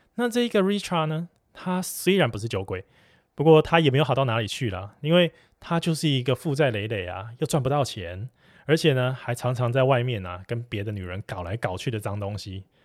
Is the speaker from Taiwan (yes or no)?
yes; Taiwan; 我们台湾这边